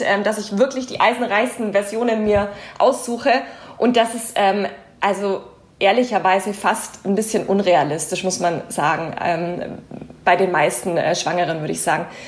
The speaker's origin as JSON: {"language": "German", "country": "Germany", "said": "bei uns in Deutschland"}